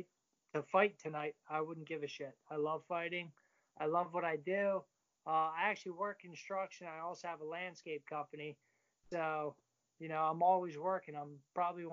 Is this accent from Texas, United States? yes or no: no; Philadelphia, Pennsylvania, United States; I'm from Pennsylvania. I'm like Philadelphia area.